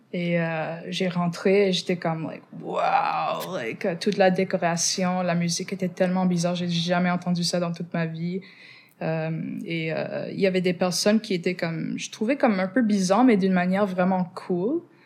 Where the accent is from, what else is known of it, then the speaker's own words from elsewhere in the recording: Montreal, Quebec, Canada; first language English; French is a second language; Je suis née ici à Montréal, mais je viens du West Island et c'est pour ça que je suis anglophone